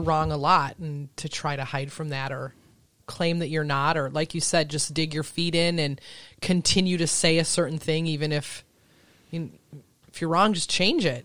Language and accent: English; Elbow Lake, Minnesota, United States; also born or lived in Chicago; I grew up in a town of a thousand people